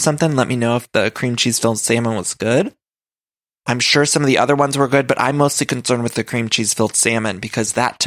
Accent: Ohio, United States; accent: Ohio; also born or lived in Chicago; Emily's from Ohio, and so am

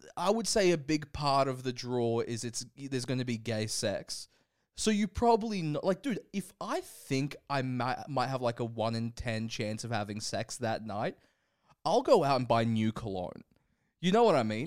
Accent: Brisbane, Queensland, Australia; moved away; we're both from Brisbane. We're both Brisbane boys, and we want to check in with our home city every now and again.

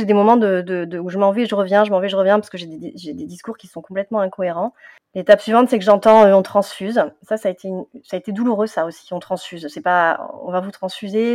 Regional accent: southern France, France; moved away as an adult; now in Paris region, France; je viens du sud de la France et euh, depuis euh, une quinzaine d'années, j'habite en, région parisienne.

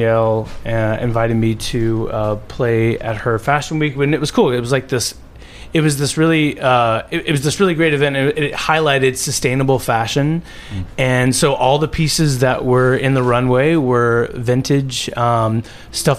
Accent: Houston, Texas, United States; now in New York City, United States

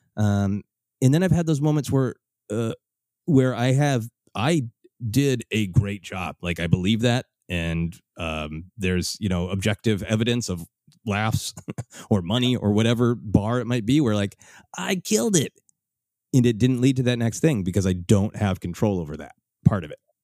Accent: Minneapolis, Minnesota, United States; now in Los Angeles, United States; my hometown of Minneapolis

